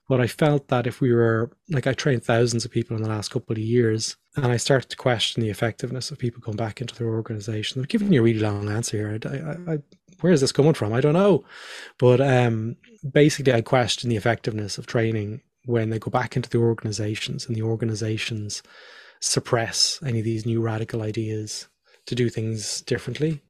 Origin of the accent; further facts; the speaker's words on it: Ireland; also born or lived in Australia; I'm Irish.